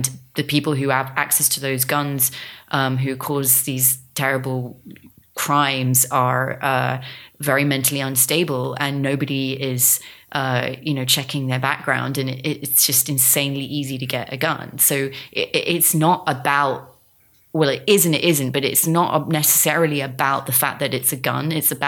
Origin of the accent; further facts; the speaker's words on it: England, United Kingdom; And, you know, he's from Canada, I'm from England. We just don't, it's just not something we're party to because it's not what we've grown up with.